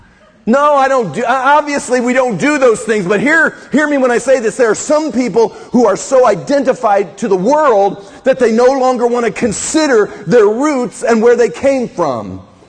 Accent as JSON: {"language": "English", "region": "Midwest", "country": "United States", "tie": "born or raised there", "said": "I grew up in the Midwest. We had a culture in there."}